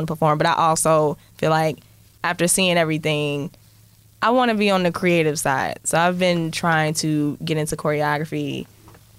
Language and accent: English; Atlanta, Georgia, United States; I'm from Atlanta